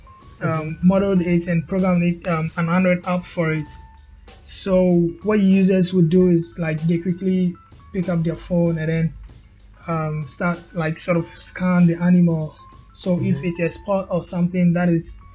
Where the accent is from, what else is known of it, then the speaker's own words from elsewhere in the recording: Ghana; I'm from Ghana in West Africa